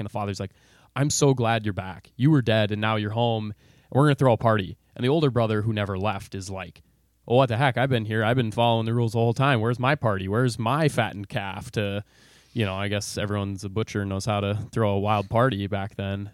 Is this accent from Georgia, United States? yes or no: no; Bloomington, Minnesota, United States; I grew up, uh, in B-Town. I assume all our listeners know what that is. Um, Bloomington, Minnesota